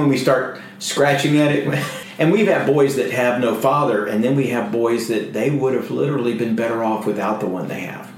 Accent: Alabama, United States; moved away as an adult; now in Houston, United States; I came from Alabama in 1979. I was in trouble in my home city

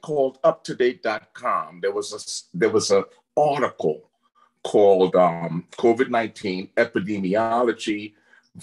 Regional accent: New York City, New York, United States; also born or lived in Caribbean; now in Arizona, United States; I grew up in Brooklyn, from the Caribbean, but grew up in Brooklyn.

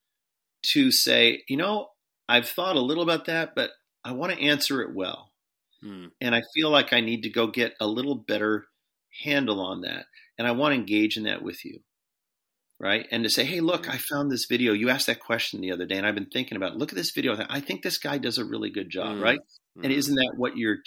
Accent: United States; as American Christians

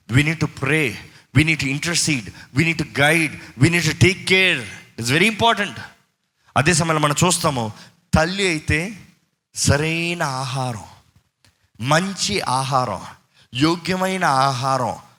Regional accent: Tamil Nadu, India; moved away; చిన్నప్పటి నుంచి మేము తమిళనాడు కాబట్టి మాకు తమిళ్ ఫ్లూయెంట్

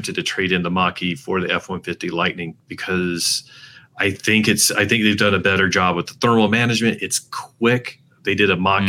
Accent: North Carolina, United States; I grew up in North Carolina

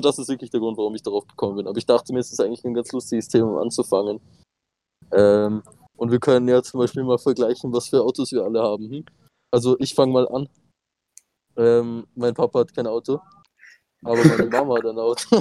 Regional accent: Austria; Aber natürlich sind wir Österreicher

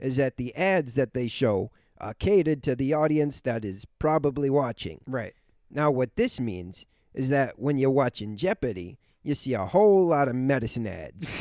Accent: Philadelphia, Pennsylvania, United States; also born or lived in Italy; I was born in Philadelphia

